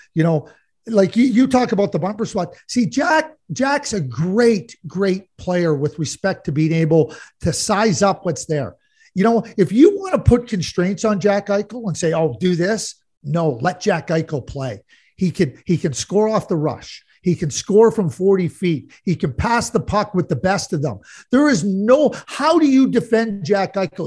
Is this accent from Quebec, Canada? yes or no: yes; Montreal, Quebec, Canada; I grew up in Montreal as a Guy Lafleur fan